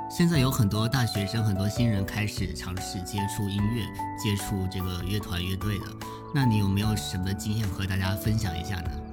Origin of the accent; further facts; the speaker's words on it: Zhangzhou, Fujian, China; 现在可以加一个福建漳州的靓仔